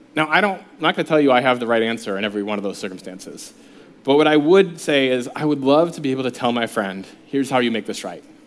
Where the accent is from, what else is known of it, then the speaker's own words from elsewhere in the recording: United States; as American, as an American